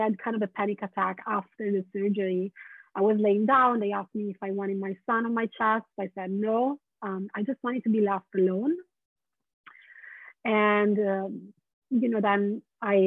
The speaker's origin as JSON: {"language": "English", "country": "Italy", "tie": "born or raised there", "also_born_or_lived": "London / San Francisco", "second_language": "English", "moved": "as an adult", "lives_now": "Portland, United States", "said": "I was born in Italy. I was born and raised"}